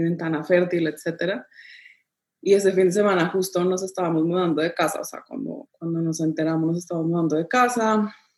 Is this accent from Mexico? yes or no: no; Colombia; now in Panama; yo soy colombiana, mi esposo es italiano, vivimos en Panamá